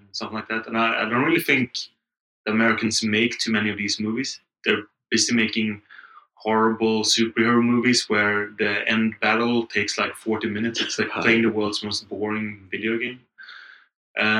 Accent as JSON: {"language": "English", "town": "Gothenburg", "region": "Västra Götaland", "country": "Sweden", "tie": "born or raised there", "also_born_or_lived": "London", "moved": "as an adult", "lives_now": "Berlin, Germany", "said": "my hometown, Gothenburg"}